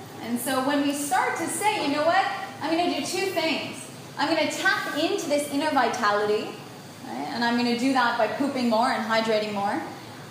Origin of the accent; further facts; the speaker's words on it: United States; I was born in the United States